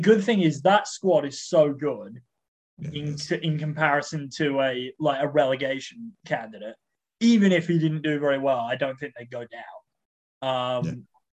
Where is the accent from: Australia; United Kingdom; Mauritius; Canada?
Australia; I'm an Australian